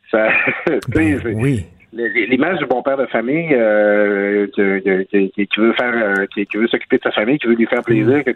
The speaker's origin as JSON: {"language": "French", "region": "Quebec", "country": "Canada", "tie": "born or raised there", "said": "dans ma région natale, le lac saint jean"}